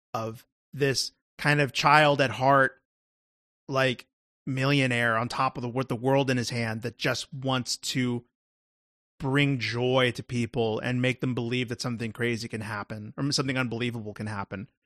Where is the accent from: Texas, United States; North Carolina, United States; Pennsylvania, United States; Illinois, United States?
Texas, United States; that's me being a Texan